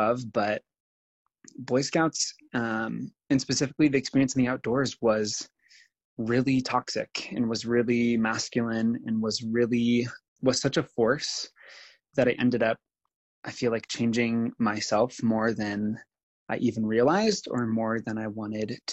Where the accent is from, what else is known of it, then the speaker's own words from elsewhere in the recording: Nebraska, United States; I spent the next 10 years as an out gay person in rural America, like in Nebraska, living life and being the one queer person that most everyone in my hometown knew.